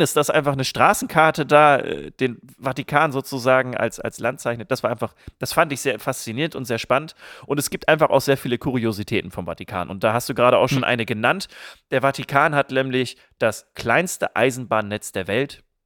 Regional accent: area near Barbecke, Lower Saxony, Germany; Barbecke ist ein Nachbardorf aus meiner Heimat

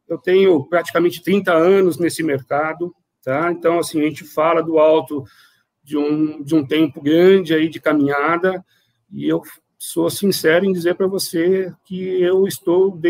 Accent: São Paulo, Brazil; Eu venho é, de uma área muito maior, eu venho de São Paulo, né?

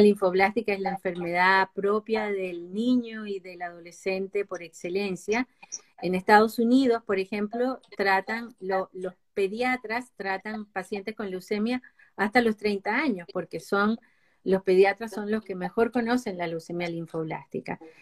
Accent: Venezuela; moved away as an adult; now in Chile; soy venezolana de nacimiento, pero nacionalizada chilena con 30 años viviendo en Chile

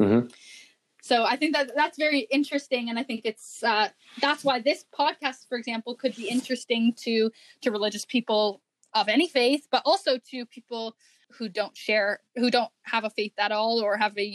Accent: Canada; being a Canadian, I'm talking from the North American perspective

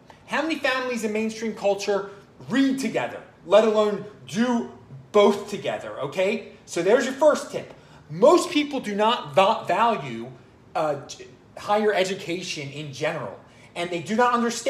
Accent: Baltimore, Maryland, United States; I grew up in the Jewish suburbs of Baltimore.

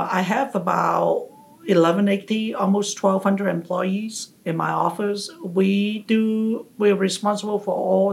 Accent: Hong Kong; moved away as an adult; also born or lived in England; now in Houston, United States; I'm from Hong Kong originally, and I got my bachelor's degree

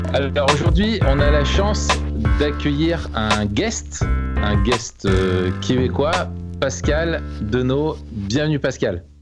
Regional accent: Grenoble, Auvergne-Rhône-Alpes, France; Je suis né à Grenoble et puis je, j'ai essayé de partir, mais j'ai pas réussi.

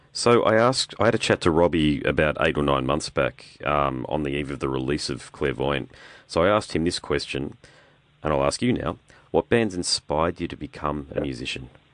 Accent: Brisbane, Queensland, Australia; I'm from Brisbane, okay, so we're a bit different. We're a bit more like Florida up here

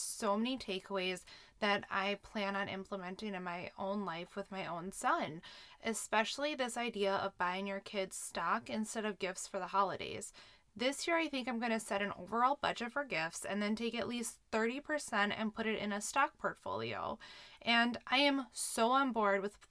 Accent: Minnesota, United States; I'm a Minnesotan

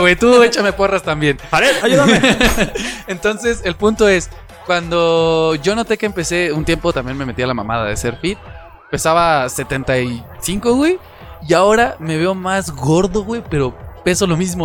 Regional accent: Mexico; somos un país garnachero hecho y derecho

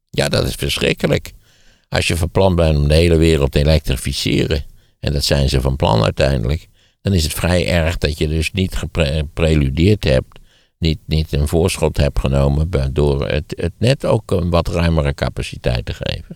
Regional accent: Netherlands; wij zijn toch als Nederlanders

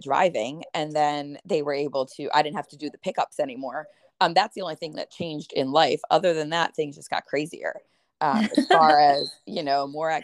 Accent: Limerick, Pennsylvania, United States; I am from Limerick, Pennsylvania

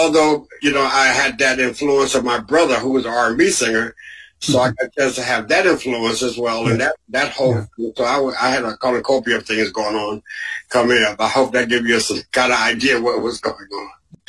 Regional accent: Newark, New Jersey, United States; I grew up in a preacher's home. My father and mother were preachers. My father, the name of the church was Ebenezer Baptist Church in Newark, New Jersey

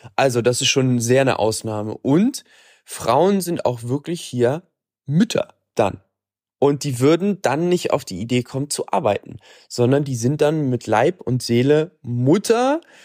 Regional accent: Germany; bei uns in Deutschland

